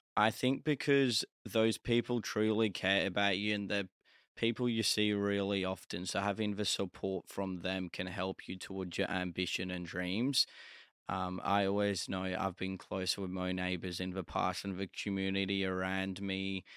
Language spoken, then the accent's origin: English; Australia; I was from Australia